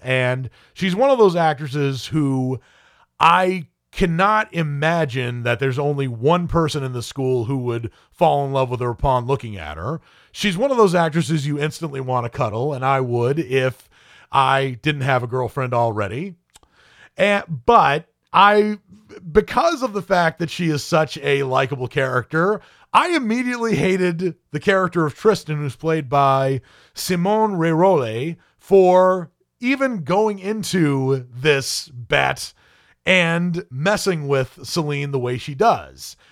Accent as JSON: {"language": "English", "region": "New England", "country": "United States", "also_born_or_lived": "Kansas", "moved": "yes", "lives_now": "Nashville, United States", "said": "lives in Nashville now, but is originally from New England. And you could tell from my speaking voice, I live in Nashville, but I'm not from Nashville."}